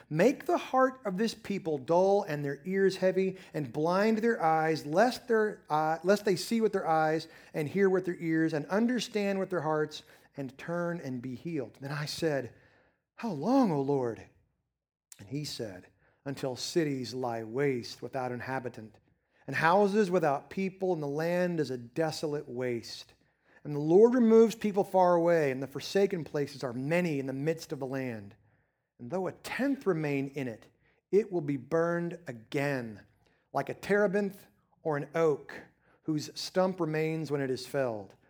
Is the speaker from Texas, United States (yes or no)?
yes; Texas Panhandle, United States; now in East Texas, United States; I've lived in the eastern part of Texas now for twenty-five years, but I'm still originally from the Texas Panhandle